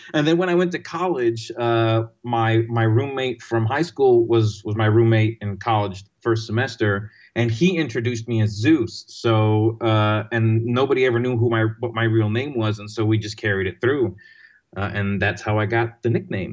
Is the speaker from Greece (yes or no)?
yes; Greece; moved away as an adult; also born or lived in London, United Kingdom / Texas, United States; now in New York City, United States; I grew up in Greece I went to college in Texas